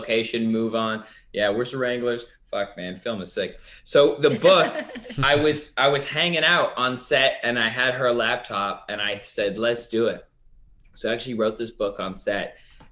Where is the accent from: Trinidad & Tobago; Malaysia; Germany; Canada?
Canada; I am Canadian.